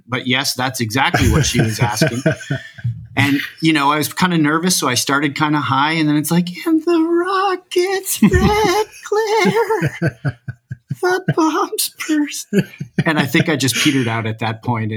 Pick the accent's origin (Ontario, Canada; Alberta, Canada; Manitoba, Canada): Ontario, Canada; Hamilton; also born or lived in United States; I came to Hamilton, Ontario from there with my family in grade four